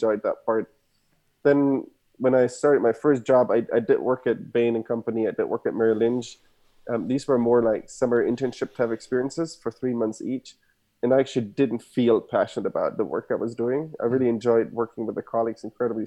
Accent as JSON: {"language": "English", "country": "Germany", "tie": "born or raised there", "also_born_or_lived": "Stanford, United States", "second_language": "English", "moved": "as an adult", "lives_now": "United States", "said": "I was born and raised in Germany, as you can hear my accent. Parents are from Argentina."}